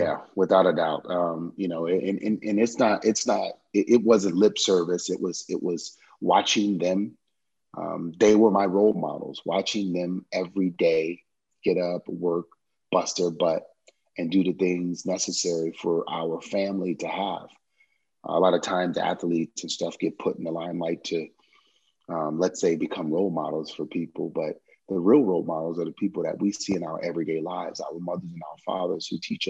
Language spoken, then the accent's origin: English; New Orleans, Louisiana, United States; Yeah, man, it's so unique. The music, the culture, all the stuff that we have down there. I love that I grew up with so much understanding and appreciation for the different types of mu